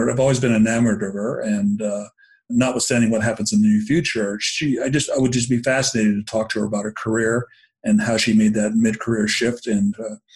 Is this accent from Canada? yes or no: no; Tokyo, Japan; born there; I, I was born in Tokyo, um, and uh, oh, cool. Japanese American descent.